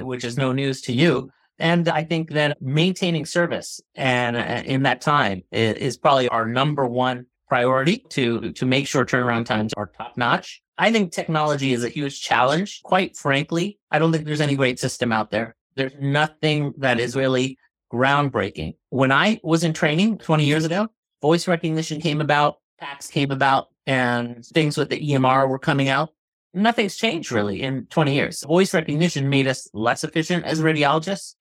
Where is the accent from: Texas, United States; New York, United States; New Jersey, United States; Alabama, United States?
New Jersey, United States; moved away as an adult; also born or lived in Boston / Philadelphia / Chicago; now in Pittsburgh, United States; I'm originally from New Jersey. Grew up there, Northeast